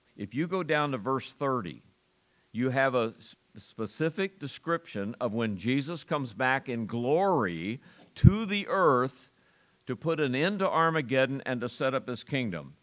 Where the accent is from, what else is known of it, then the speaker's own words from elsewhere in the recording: United States; I'm an American